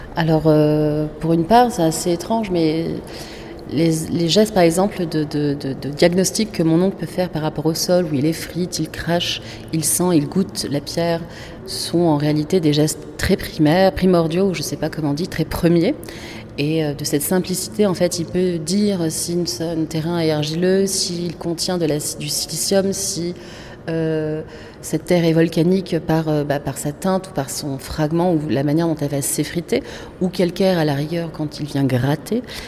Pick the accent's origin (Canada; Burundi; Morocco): Morocco; Casablanca, Casablanca-Settat; moved away; on est de Casa, qui est une autre capitale